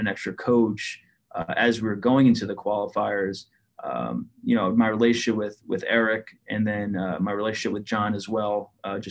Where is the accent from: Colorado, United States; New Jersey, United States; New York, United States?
New Jersey, United States; Cherry Hill; I grew up in Cherry Hill in a pretty observant Jewish household